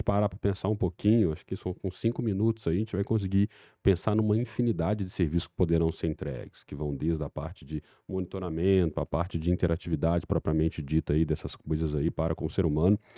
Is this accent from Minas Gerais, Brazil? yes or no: yes; Belo Horizonte, Minas Gerais, Brazil; mineiro mesmo. Mineiro mesmo de Belzonte